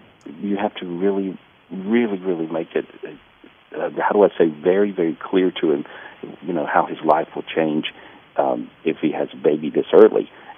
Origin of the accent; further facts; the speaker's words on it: central North Carolina, United States; moved away as an adult; also born or lived in Los Angeles, California; I grew up in a little town in North Carolina.